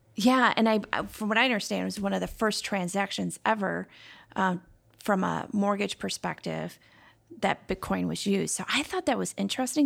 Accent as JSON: {"language": "English", "town": "Chicago", "region": "Illinois", "country": "United States", "tie": "born or raised there", "moved": "yes", "lives_now": "Minnesota, United States", "said": "I grew up in Chicago"}